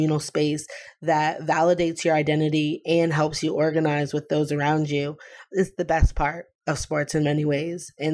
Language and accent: English; Pioneer Valley, Western Massachusetts, United States; in the Pioneer Valley, where I grew up in Western Massachusetts